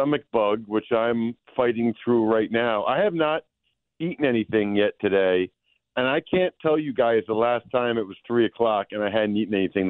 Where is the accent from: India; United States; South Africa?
United States; Pennsylvania; I'm a lineman. Okay, mm-hmm. I'm from Pennsylvania.